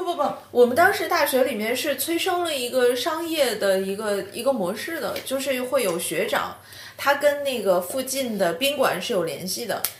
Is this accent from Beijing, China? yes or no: no; Shenyang, Liaoning, China; moved away; 我是沈阳人